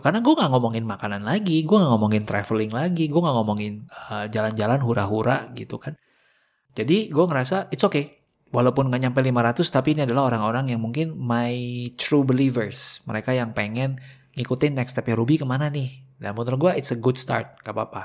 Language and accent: Indonesian; Indonesia; gue dari Indonesia